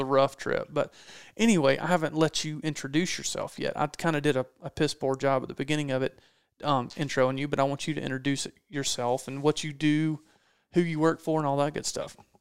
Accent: East Coast, United States; I'm from the East Coast, grew up whitetail hunting. That's what people do here

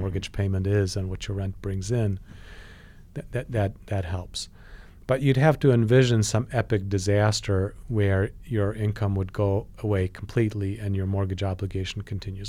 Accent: Poland; now in United States; I was born in Poland

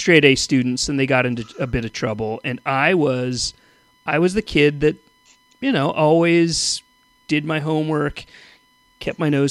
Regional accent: Los Angeles, California, United States; in LA, certainly, you know, I grew up in West LA and then, you know, but when I was like eight or so, moved out to kind of the suburbs

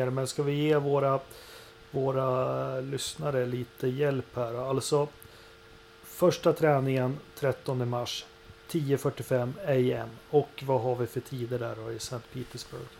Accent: Sweden; Det ska bli riktigt häftigt och vi är två svenskar.

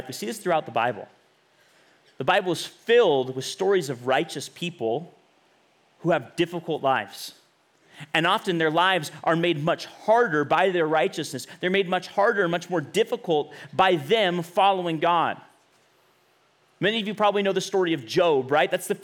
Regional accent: Bakersfield, California, United States; moved away as an adult; also born or lived in Los Angeles; I'm from Bakersfield

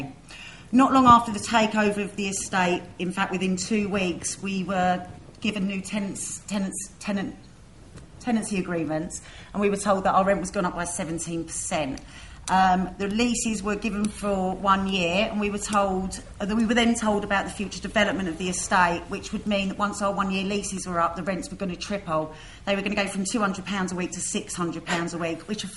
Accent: London, United Kingdom; Myself and many others have had the privilege of being born and growing up on the estate.

